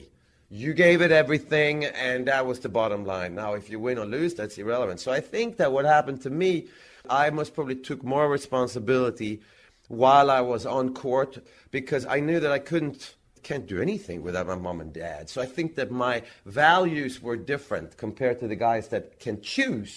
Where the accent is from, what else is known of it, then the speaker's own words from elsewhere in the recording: Växjö, Kronoberg County, Sweden; in Växjö, in my hometown